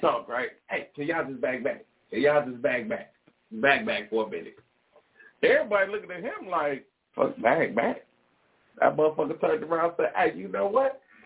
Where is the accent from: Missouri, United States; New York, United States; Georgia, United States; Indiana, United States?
Indiana, United States; Gary; But I did grow up in Concord